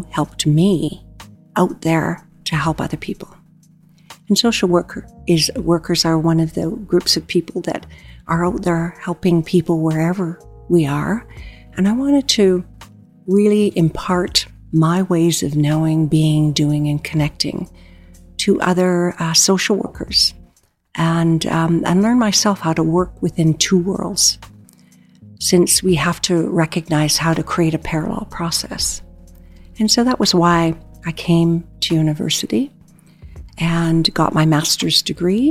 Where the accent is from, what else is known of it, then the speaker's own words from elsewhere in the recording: Treaty 6 territory near Prince Albert, Saskatchewan, Canada; now in Calgary, Canada; I'm originally from Treaty 6 territory near Prince Albert, and I have been in Alberta now for 49 years